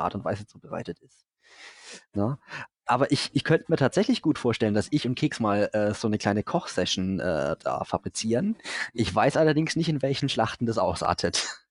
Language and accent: German; Franconia, Bavaria, Germany; Ich bin Franke